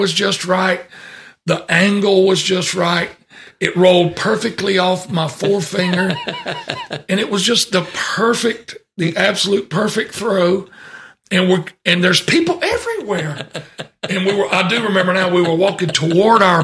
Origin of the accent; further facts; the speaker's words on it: Deep South, United States; I was born in the Deep South